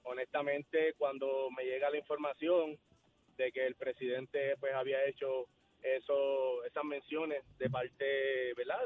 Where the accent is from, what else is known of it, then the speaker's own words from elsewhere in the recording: Puerto Rico; yo soy de aquí, caballo, está en mi tierra